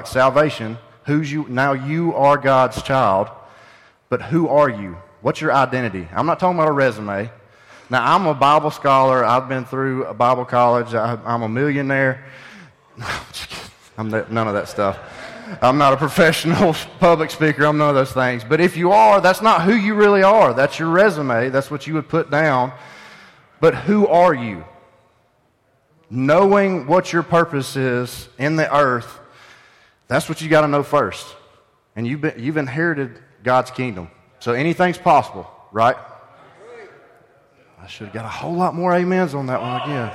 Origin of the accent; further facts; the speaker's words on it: Pumpkin Center, Alabama, United States; I'm from Pumpkin Center